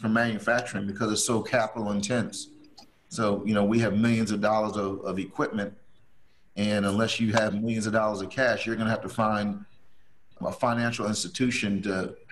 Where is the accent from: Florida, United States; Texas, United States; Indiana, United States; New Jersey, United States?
New Jersey, United States; now in North Carolina, United States; I'm actually originally from New Jersey, and I never thought I'd be in North Carolina, but now, so I've been here almost 30 years now.